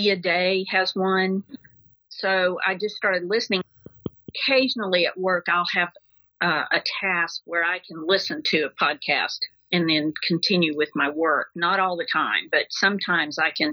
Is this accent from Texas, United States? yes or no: no; Decatur, Arkansas, United States; I grew up in Decatur, Arkansas